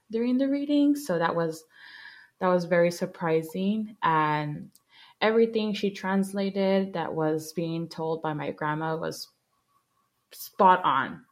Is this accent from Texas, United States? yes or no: yes; McAllen, Texas, United States; I'm from McAllen, Texas.